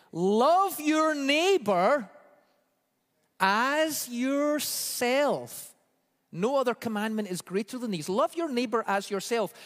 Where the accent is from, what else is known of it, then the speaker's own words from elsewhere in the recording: Scotland, United Kingdom; moved away; growing up in Scotland